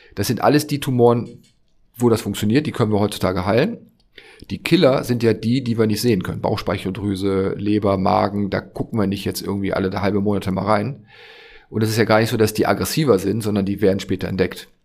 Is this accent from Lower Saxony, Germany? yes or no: yes; Friesland, near Jever, Lower Saxony, Germany; moved away as an adult; also born or lived in Leverkusen / Hamburg; now in Berlin, Germany; bin ich aufgewachsen in Friesland, da in der Nähe von Jever